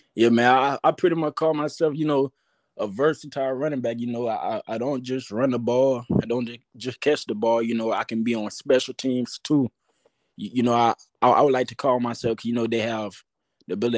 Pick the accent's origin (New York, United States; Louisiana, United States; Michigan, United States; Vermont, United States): Louisiana, United States; I'm from Louisiana